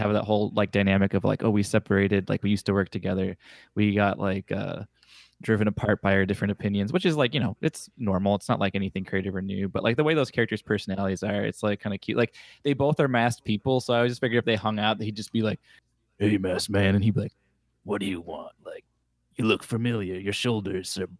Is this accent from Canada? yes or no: no; Detroit, Michigan, United States; I'm from Detroit